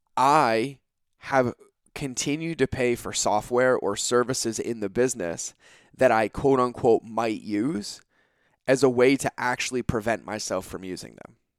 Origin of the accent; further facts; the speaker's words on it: New England, United States; now in California, United States; I grew up on the East Coast. I grew up in New England.